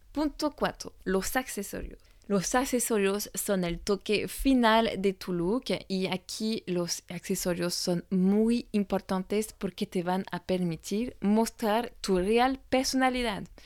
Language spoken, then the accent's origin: Spanish; France; francesa y coach de imagen